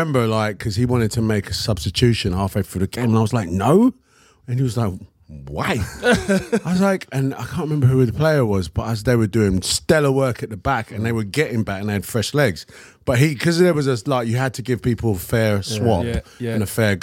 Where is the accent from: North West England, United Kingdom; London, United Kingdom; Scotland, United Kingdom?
London, United Kingdom; also born or lived in Hackney, London / Canning Town, London; when I was like probably 12 years old. I moved from Hackney to Canning Town